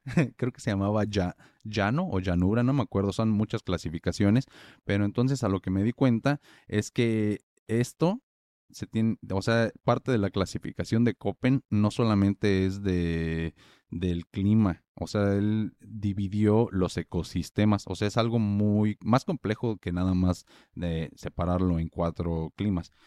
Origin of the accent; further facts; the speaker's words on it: Morelia, Michoacán, Mexico; en Morelia, que es la ciudad donde yo nací y crecí